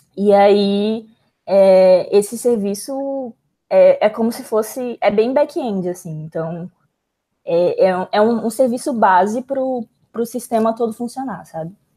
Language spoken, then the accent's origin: Portuguese; Manaus, Amazonas, Brazil; moved away as an adult; eu sou de Manaus, então Manaus é mais isolado ainda